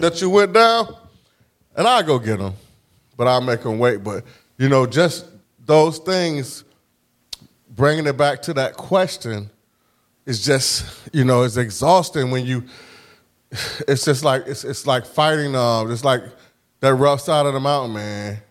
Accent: Norfolk, Virginia, United States; I grew up in Huntersville

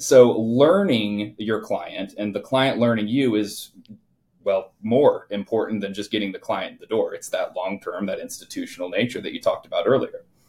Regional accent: Indiana, United States; I grew up in the Midwest, so I was born and raised uh, here in Indiana

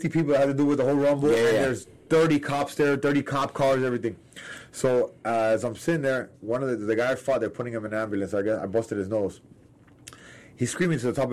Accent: Miami, Florida, United States; I'm from Miami

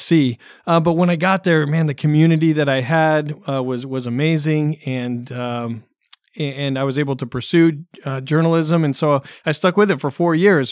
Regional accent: Dallas, Oregon, United States; moved away as an adult; also born or lived in Concord, California / Orange County, California; I grew up in a small town, uh, west of Salem, a town called Dallas.

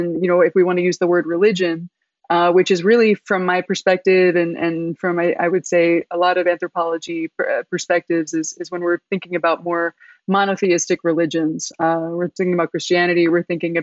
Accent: Philadelphia, Pennsylvania, United States; I'm born and raised in Philadelphia

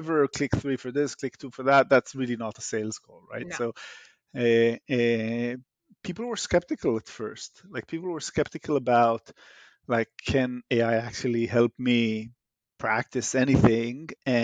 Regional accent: Israel; moved away; As you can hear in my accent, I'm Israeli by origin.

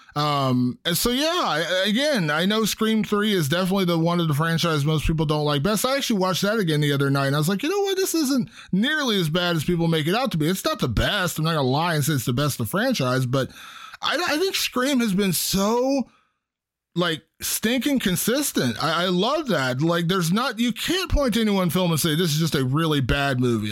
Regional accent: Ohio, United States; my home state of Ohio

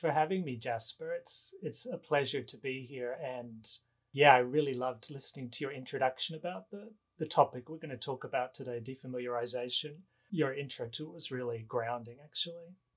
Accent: Australia; now in Los Angeles, United States; I am an American citizen, but I was born in Australia

